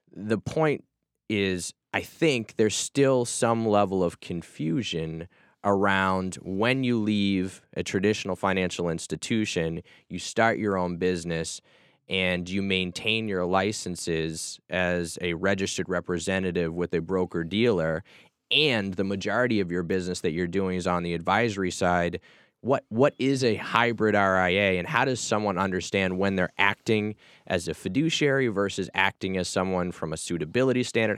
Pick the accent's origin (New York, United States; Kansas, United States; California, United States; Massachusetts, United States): Massachusetts, United States; I grew up in Massachusetts